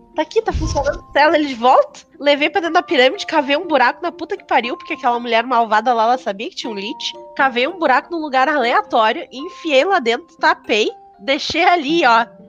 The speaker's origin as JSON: {"language": "Portuguese", "town": "Porto Alegre", "region": "Rio Grande do Sul", "country": "Brazil", "said": "eu sou de Porto Alegre"}